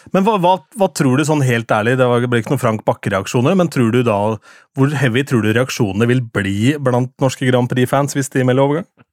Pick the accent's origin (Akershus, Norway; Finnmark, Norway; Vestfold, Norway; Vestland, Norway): Akershus, Norway; Lillestrøm; min hjemby, eller min hjemkommune Lillestrøm